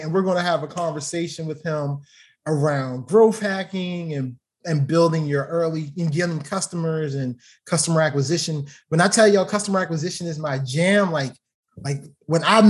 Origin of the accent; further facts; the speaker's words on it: Baltimore, Maryland, United States; Baltimore, so you know, my hometown